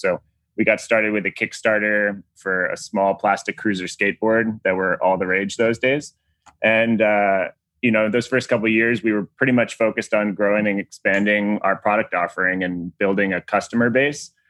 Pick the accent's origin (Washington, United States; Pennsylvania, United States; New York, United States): New York, United States; Long Island; I grew up in Long Island, New York